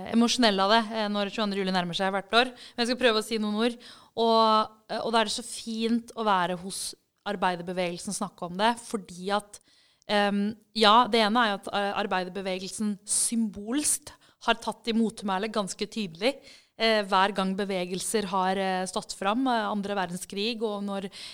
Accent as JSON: {"language": "Norwegian", "region": "Oslo", "country": "Norway", "tie": "born or raised there", "said": "da jeg vokste opp, så eh, kom jeg fra Groruddalen"}